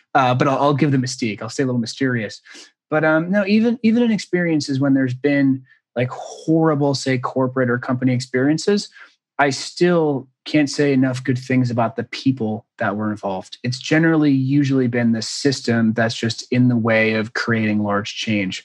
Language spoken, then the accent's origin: English; Newburyport, Massachusetts, United States; moved away; it's called Newburyport. It's outside of it's an hour outside of Boston, little beach okay. town